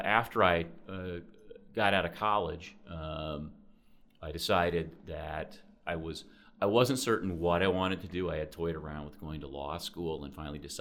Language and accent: English; Fairfield, Iowa, United States; I grew up in Fairfield, Iowa, lived there until